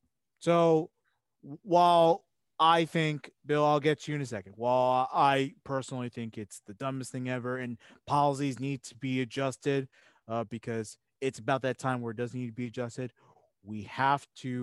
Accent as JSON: {"language": "English", "country": "Slovenia"}